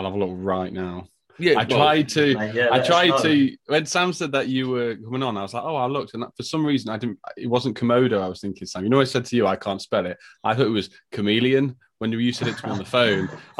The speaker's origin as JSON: {"language": "English", "town": "Stafford", "region": "West Midlands", "country": "United Kingdom", "said": "I'm Stafford, Midlands."}